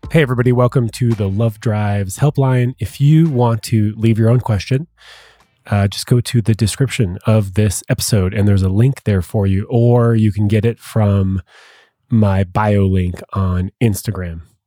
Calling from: Massachusetts, United States; I'm calling from Massachusetts

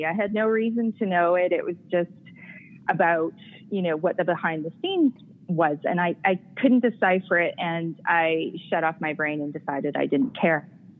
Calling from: Calgary, Alberta, Canada; I am calling from the comfort of my own home here on a wintry day in Calgary.

